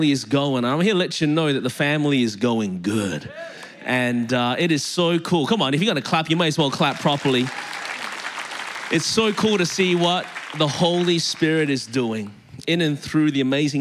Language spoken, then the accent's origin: English; Melbourne, Victoria, Australia; moved away as an adult; now in Anderson, United States; I live in Anderson, South Carolina now, born and raised in Melbourne, Australia. That's the reason my voice is this way.